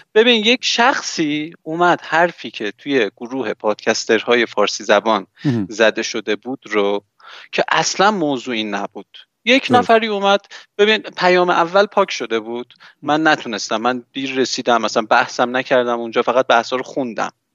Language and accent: Persian; Iran; من توی جمهوری اسلامی به دنیا آمدم